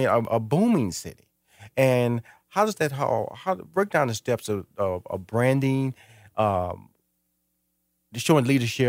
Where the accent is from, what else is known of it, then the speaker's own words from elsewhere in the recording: Missouri City, Texas, United States; This is important because I grew up near Missouri City.